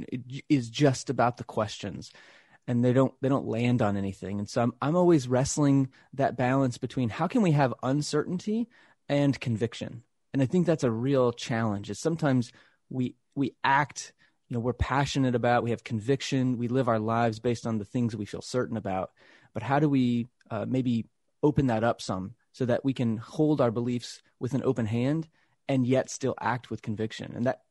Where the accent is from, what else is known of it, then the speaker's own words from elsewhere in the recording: Texas, United States; I grew up Christian. I grew up in the South in Texas.